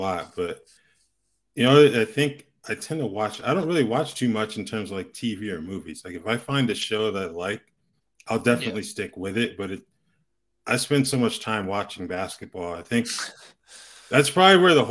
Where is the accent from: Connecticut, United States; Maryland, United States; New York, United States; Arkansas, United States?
Connecticut, United States; Hartford; moved away as an adult; now in Tucson, United States; I grew up in Hartford, Connecticut